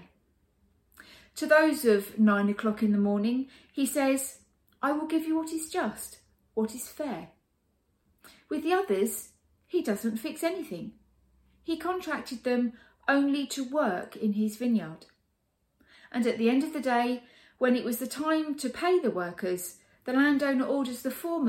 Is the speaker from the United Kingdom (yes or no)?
yes; United Kingdom; Being British